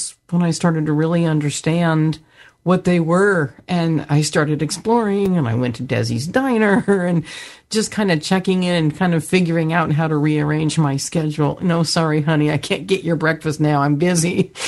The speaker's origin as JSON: {"language": "English", "town": "Santa Cruz", "region": "California", "country": "United States", "said": "I'm from Santa Cruz, California. All of the businesses that I really knew have closed."}